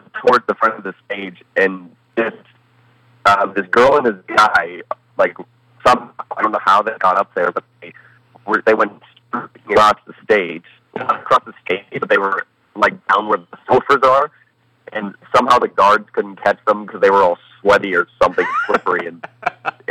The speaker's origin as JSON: {"language": "English", "region": "Colorado", "country": "United States", "tie": "born or raised there", "also_born_or_lived": "Columbus, Ohio / Toronto", "said": "Moved to Colorado when I was one"}